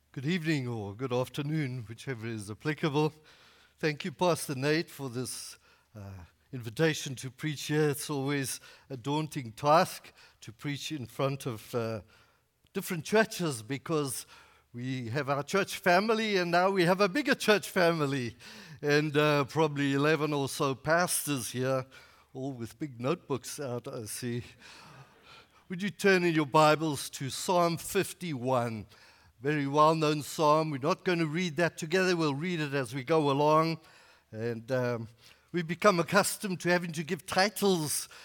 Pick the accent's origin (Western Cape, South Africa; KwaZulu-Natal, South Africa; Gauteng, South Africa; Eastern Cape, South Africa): KwaZulu-Natal, South Africa; Northern; moved away; I grew up in Northern KwaZulu-Natal, which is in South Africa